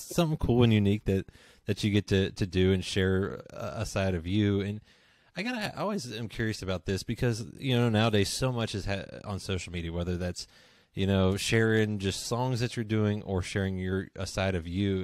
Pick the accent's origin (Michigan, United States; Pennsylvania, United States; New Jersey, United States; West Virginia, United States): West Virginia, United States; I grew up in West Virginia